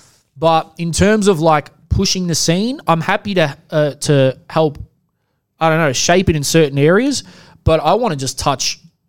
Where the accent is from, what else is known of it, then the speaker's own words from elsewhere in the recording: Melbourne, Victoria, Australia; We are Melbourne. We're proud. We're Australian. We're a proud Melbourne Australian podcast.